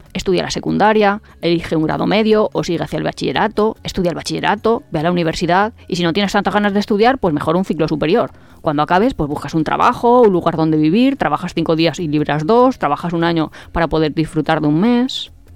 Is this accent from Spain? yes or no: yes; Spain; nosotros como español